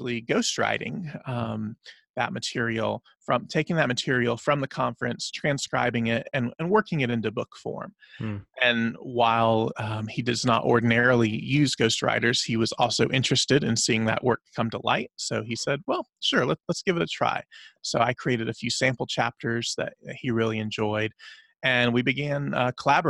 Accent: the Bible Belt, the South, United States; I grew up in the South, in the Bible Belt

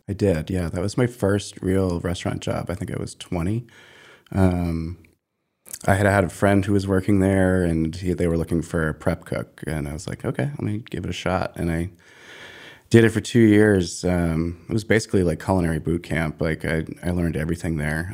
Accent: Maine, United States; moved away as an adult; also born or lived in Harlem, New York; I grew up in Maine and spent the first twenty-seven years of my life there.

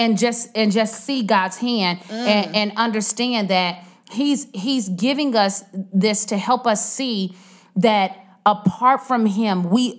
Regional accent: United States; As American, in our American culture

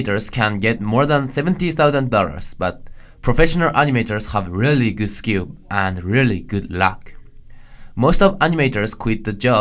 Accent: Japan; I'm from Japan.

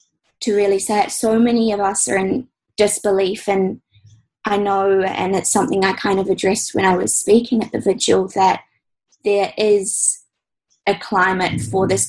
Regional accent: Timaru, Canterbury, New Zealand; moved away as an adult; also born or lived in Christchurch, New Zealand; now in Sunshine Coast, Australia; I grew up a South Canterbury girl

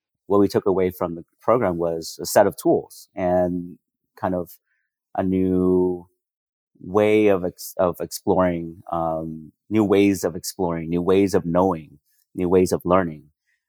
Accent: Vietnam; The coffee culture that I grew up in Vietnam was kind of the opposite.

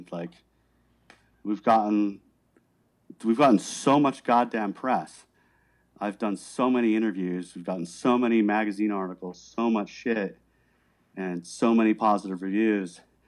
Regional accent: Miami, Florida, United States; Yeah, I was from Miami. Miami's fucking rugged.

